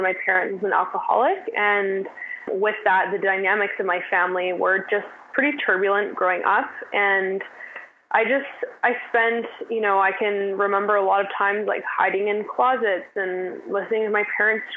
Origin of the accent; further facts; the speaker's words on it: West Vancouver, British Columbia, Canada; the North Shore and more specifically West End is where I grew up